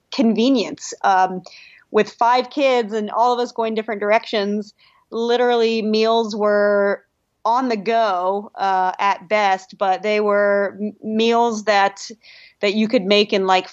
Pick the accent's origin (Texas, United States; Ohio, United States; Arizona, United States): Ohio, United States; Columbus; moved away as an adult; now in Austin, United States; I grew up in Ohio, Columbus, actually